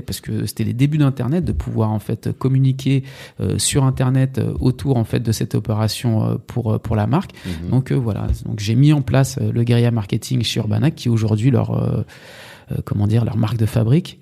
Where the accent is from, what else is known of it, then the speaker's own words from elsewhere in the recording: Sarcelles, Île-de-France, France; also born or lived in Villiers-le-Bel / Bernes-sur-Oise / Saint-Denis / Martinique; J'ai grandi euh, à Sarcelles. Enfin, j'ai grandi à Sarcelles. Je suis né à Sarcelles